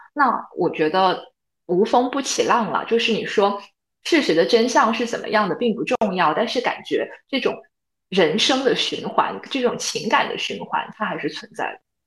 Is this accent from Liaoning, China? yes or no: no; Guangzhou, Guangdong, China; 我是来自广州的